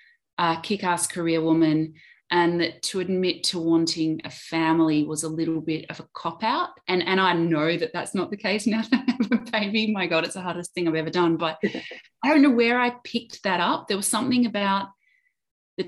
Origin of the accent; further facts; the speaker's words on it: Adelaide, South Australia, Australia; moved away; also born or lived in Melbourne; I moved from Melbourne back to Adelaide where my family is.